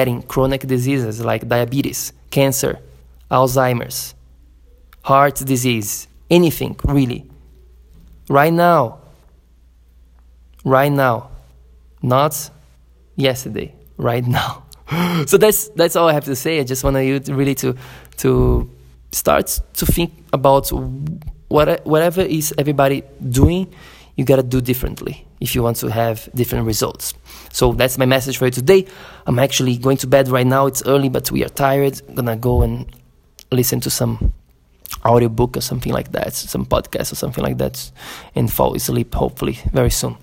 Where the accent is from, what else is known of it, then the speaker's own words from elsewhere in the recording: Florianópolis, Santa Catarina, Brazil; my hometown, Florianópolis, in Brazil